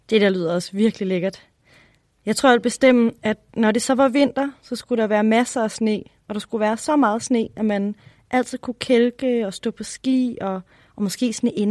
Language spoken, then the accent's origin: Danish; Ølstykke, Capital Region of Denmark, Denmark; Mit navn er …. Jeg er 10 år gammel, og jeg kommer fra Ølstykke.